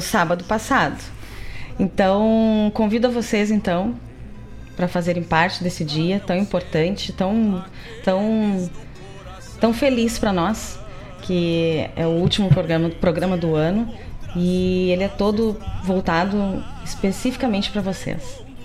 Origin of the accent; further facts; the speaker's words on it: Gaúcho, Rio Grande do Sul, Brazil; nós que somos tradicionalistas, que somos gaúchos